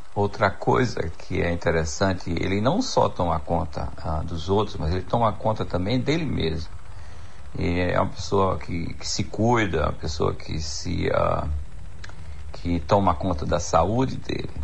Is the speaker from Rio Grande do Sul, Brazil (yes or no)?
no; Jacobina, Bahia, Brazil; now in Canada; sou filho de Jacobina, cresci em Jacobina